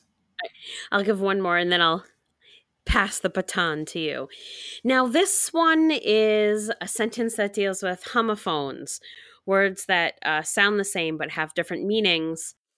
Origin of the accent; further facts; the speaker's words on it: New York, United States; I'm from New York State